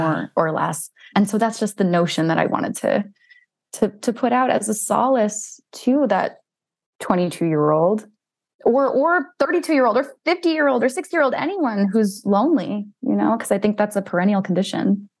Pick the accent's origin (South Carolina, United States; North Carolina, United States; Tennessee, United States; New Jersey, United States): New Jersey, United States; I grew up in North Jersey